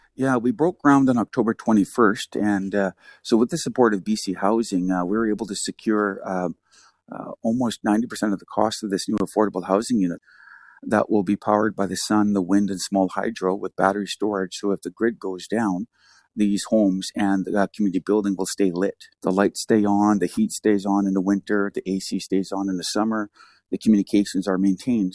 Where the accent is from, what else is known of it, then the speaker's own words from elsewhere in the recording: hometown near Kanaka Bar, British Columbia, Canada; my town, my hometown